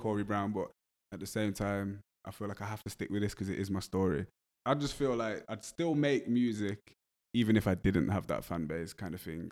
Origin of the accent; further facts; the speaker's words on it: Wolverhampton, West Midlands, United Kingdom; accent: English; I grew up in Wolverhampton, so I was around a lot of Jamaican people